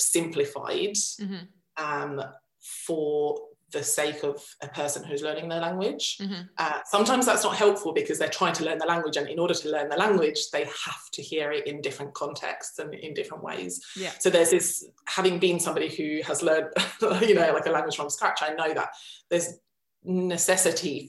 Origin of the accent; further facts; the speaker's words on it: Essex, East of England, United Kingdom; accent: Essex; first language Finnish; moved away as an adult; now in Finland; I grew up in Essex, so I think it depends on where I am. So when I'm in Essex, I'm quite Essex.